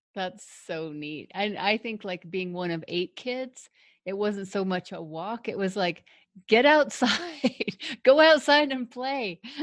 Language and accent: English; Denver, Colorado, United States; also born or lived in Longmont, Colorado; I grew up in Denver, one of a really big, huge family